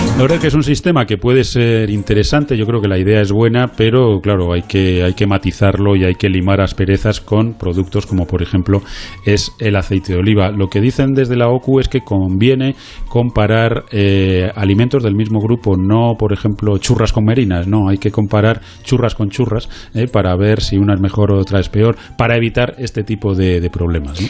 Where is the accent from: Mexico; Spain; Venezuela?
Spain; como españoles